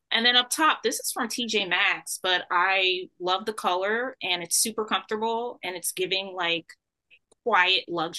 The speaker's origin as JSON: {"language": "English", "country": "United Kingdom", "said": "I told you I'm a British."}